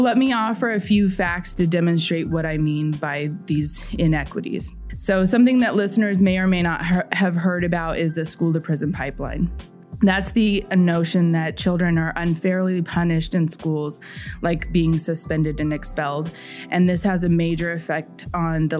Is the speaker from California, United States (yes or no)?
yes; San Diego, California, United States; moved away as an adult; also born or lived in South Carolina / Indiana; As a white person growing up in San Diego, California